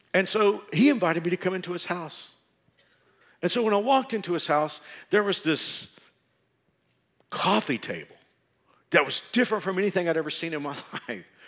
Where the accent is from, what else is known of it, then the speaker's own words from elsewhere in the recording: Texas, United States; moved away as an adult; now in Wichita, United States; I was from Texas. I thought I would always live in Texas